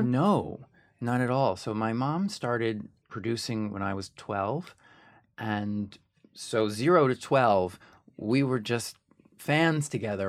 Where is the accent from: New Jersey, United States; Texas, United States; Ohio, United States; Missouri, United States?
New Jersey, United States; Ridgewood; also born or lived in New York City; when I was born, uh, we lived in Ridgewood, New Jersey